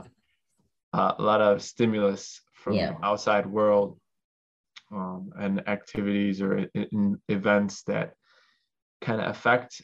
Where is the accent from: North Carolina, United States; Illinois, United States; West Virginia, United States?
Illinois, United States; Chicago; I was born in America, down here in Chicago